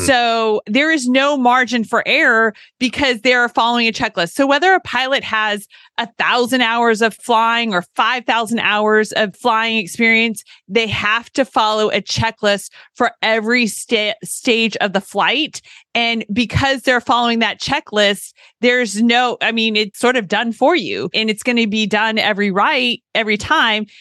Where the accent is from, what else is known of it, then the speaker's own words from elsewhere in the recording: California, United States; moved away as an adult; also born or lived in Tennessee; I was a California girl who went to college at Vanderbilt during a time many moons ago when no one was going from California